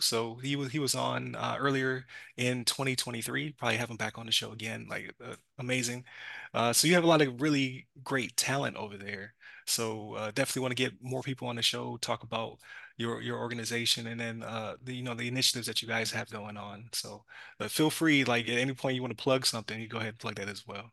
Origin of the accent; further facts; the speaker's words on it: Buffalo, New York, United States; moved away; I was from Buffalo